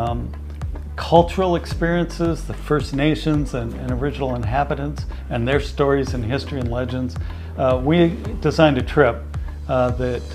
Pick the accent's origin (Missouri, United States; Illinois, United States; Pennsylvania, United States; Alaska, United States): Alaska, United States; I spent a lot of time as a youth. I was born in Alaska. Traveling and on small ships and working in the fishing industry in southeastern Alaska